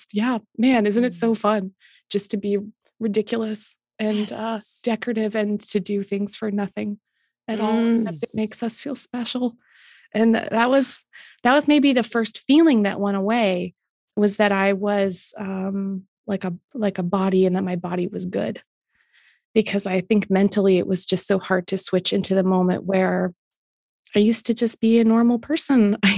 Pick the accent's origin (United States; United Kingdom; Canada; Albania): Canada